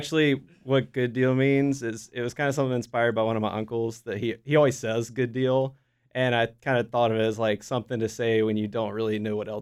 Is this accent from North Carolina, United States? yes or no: yes; Smithfield, North Carolina, United States; William I grew up with in Smithfield.